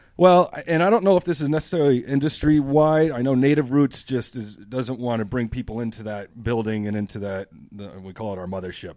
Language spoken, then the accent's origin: English; New Hampshire, United States; moved away as an adult; I'm from New Hampshire, born and raised.